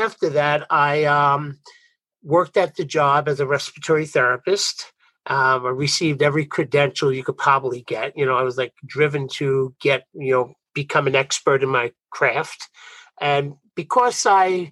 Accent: New York, United States; accent: Brooklyn; I'm from New York. Maybe you could pick up my Brooklyn accent, but I'm from New York

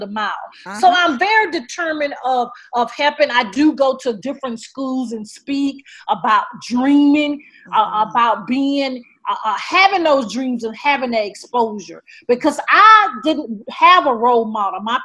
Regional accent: the South, United States; I'm from the South

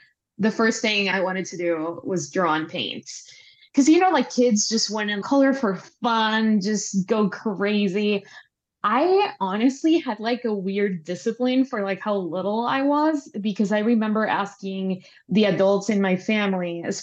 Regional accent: Panama; moved away as an adult; now in Los Angeles, United States; I'm Panamanian. I'm from Panama. I lived there most of my life for like 27, 28 years. And then I moved

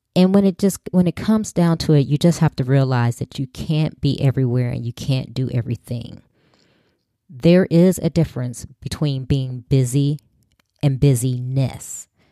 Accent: Chicago, Illinois, United States; growing up in Chicago, I either had to walk or get on the bus

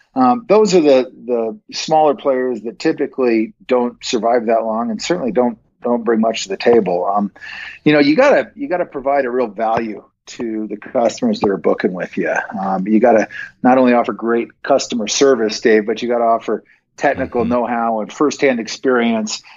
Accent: Bend, Oregon, United States; moved away as an adult; now in Montana, United States; I grew up out in Central Oregon

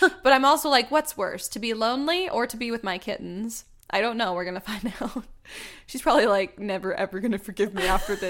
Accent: Alabama, United States; born there; But, I was also born in Alabama.

